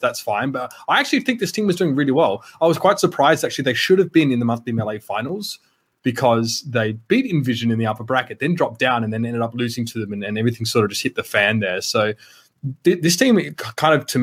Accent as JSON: {"language": "English", "country": "Australia", "moved": "as an adult", "lives_now": "Germany", "said": "as an Australian guy"}